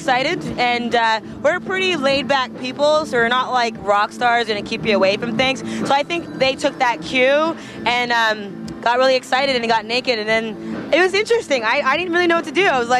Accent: Canada; I think it's hard being a Canadian artist in general.

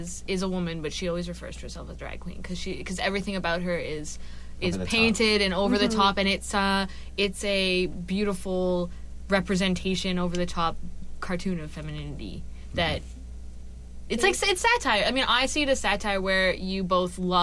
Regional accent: Vancouver suburbs, British Columbia, Canada; also born or lived in Burnaby; now in Vancouver, Canada; I did live in the suburbs a lot of my kind of high school-y and first couple years of college, and then I kind of moved through Burnaby back to Vancouver

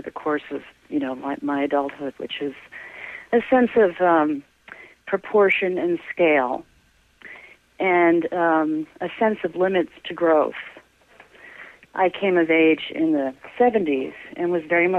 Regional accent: Syracuse, New York, United States; moved away as an adult; also born or lived in Rochester, New York / Albany, New York / Detroit, Michigan; now in Boston, United States; I grew up in Syracuse, New York

